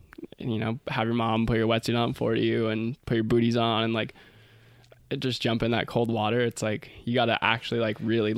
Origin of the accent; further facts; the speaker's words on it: Santa Cruz, California, United States; growing up in Santa Cruz.